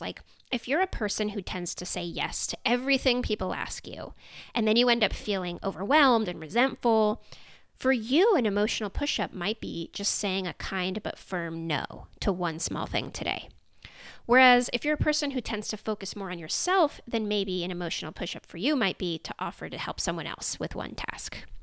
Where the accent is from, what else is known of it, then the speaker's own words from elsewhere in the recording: Silicon Valley, California, United States; I grew up in Silicon Valley